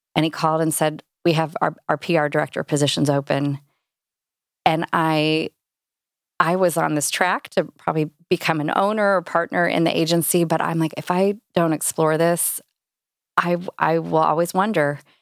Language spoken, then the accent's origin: English; Indianapolis, Indiana, United States; also born or lived in Cincinnati / Carmel, Indiana; Indy's my hometown. This is, this is where I grew up